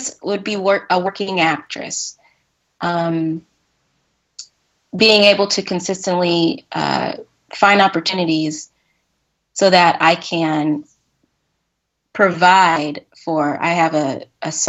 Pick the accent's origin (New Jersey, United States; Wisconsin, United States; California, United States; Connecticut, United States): California, United States; San Jose; moved away as an adult; now in Los Angeles, United States; I'm originally from San Jose, California, Northern California